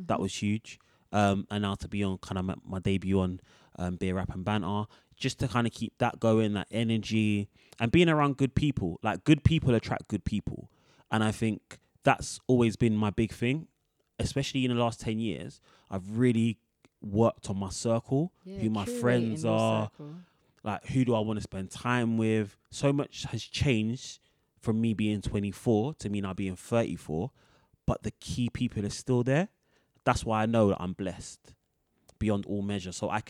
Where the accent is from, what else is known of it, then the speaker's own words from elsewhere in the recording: London, United Kingdom; we grew up on Earls Court.